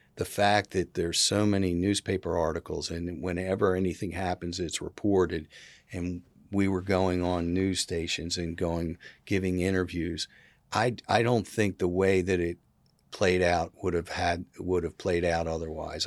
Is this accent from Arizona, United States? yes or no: no; Philadelphia, Pennsylvania, United States; now in South Carolina, United States; I was from Philadelphia. I was, you know, not, I wasn't born and bred here.